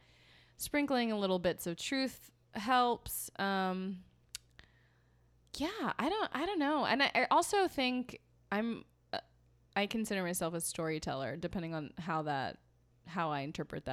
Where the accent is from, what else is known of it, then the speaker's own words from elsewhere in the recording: New York, United States; I'm from a small town and I don't know, New York. I'm from New York.